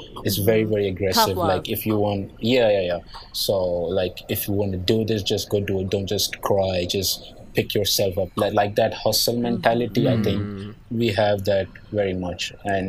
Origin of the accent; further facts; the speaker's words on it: Nigeria; accent: Nigerian; English is a second language; now in Pakistan; And then my accent was a little bit different. So I didn't quite like my accent, but my Nigerian accent isn't very strong.